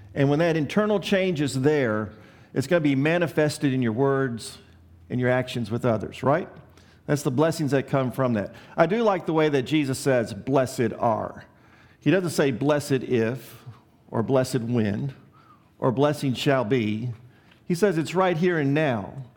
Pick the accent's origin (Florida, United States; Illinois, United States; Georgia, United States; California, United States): Illinois, United States; Chicago; I grew up in Chicago